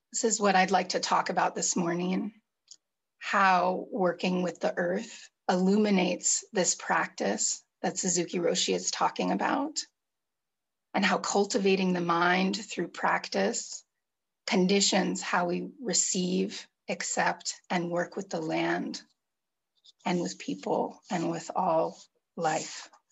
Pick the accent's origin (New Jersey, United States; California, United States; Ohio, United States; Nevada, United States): California, United States; I grew up in California, in the United States in the 70s and 80s and 90s